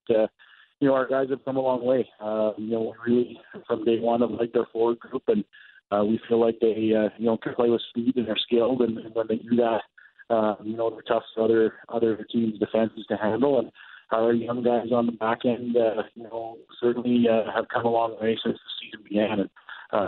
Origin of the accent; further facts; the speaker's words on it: Dominion City, Manitoba, Canada; now in Virden, Canada; Dominion City, South Winnipeg is my hometown